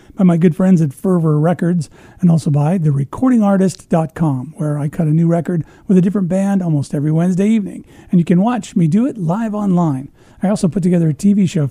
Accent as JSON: {"language": "English", "town": "Peoria", "region": "Illinois", "country": "United States", "tie": "born or raised there", "moved": "yes", "lives_now": "Arizona, United States", "said": "I grew up in the Midwest, Illinois."}